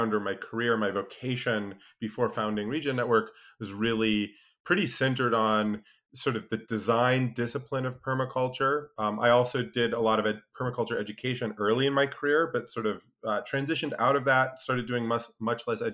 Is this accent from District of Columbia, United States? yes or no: no; Alaska, United States; I grew up in Alaska, spent a lot of time outdoors